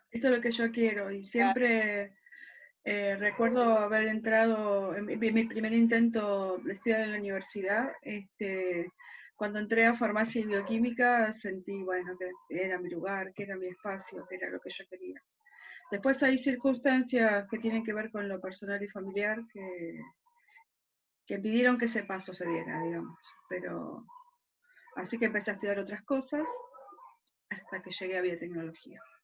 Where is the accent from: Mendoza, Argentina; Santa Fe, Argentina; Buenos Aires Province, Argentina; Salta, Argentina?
Buenos Aires Province, Argentina; Quilmes; also born or lived in southern Argentina; Soy porteña, pero después nada, viví toda mi vida en Quilmes y un tiempo en el sur del país y después volví para Quilmes